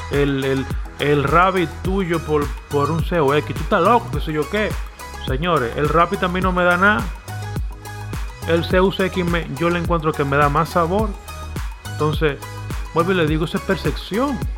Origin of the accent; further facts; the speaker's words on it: Dominican Republic; yo estoy en mi país, en base a mi país, a lo que se habla en República Dominicana.